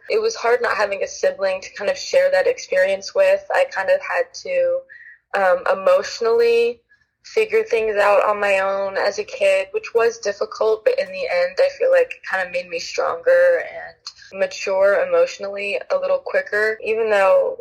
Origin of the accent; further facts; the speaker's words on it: Los Angeles, California, United States; I grew up in Los Angeles, California